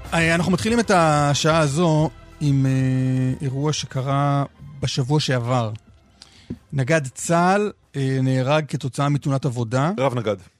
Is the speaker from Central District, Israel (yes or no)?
no; Jerusalem, Jerusalem District, Israel; אני כילד ירושלמי גדלתי עם, ה... עם המיתוס הזה שירושלים היא מרכז המדינה.